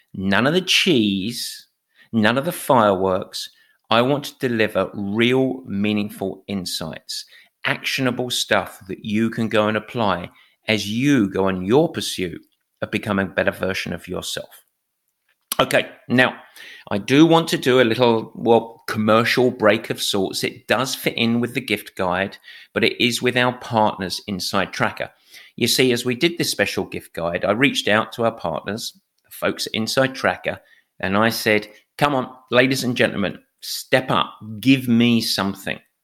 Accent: England, United Kingdom; as an Englishman

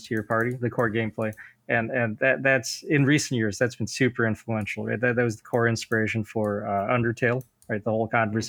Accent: United States; I didn't move to America until I was like five. I grew up Buddhist

